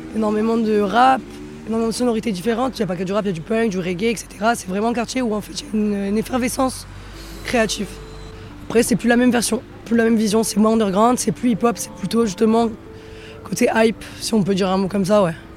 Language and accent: French; Marseille, Provence-Alpes-Côte d'Azur, France; moved away; j'ai grandi à Marseille, après j'ai beaucoup bougé